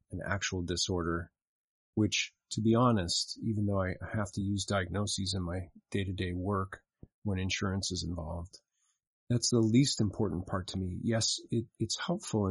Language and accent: English; Salt Lake City, Utah, United States; moved away; I spent part of my growing up in Salt Lake City, Utah